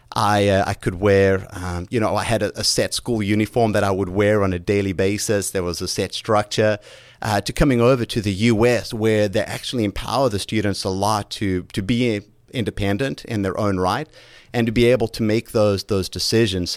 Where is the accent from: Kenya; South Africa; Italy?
South Africa; moved away as an adult; now in United States; Growing up in South Africa